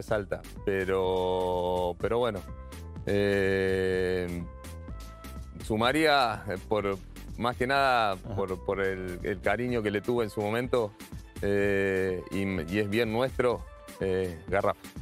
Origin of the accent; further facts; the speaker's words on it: Pergamino, Buenos Aires Province, Argentina; yo soy de Pergamino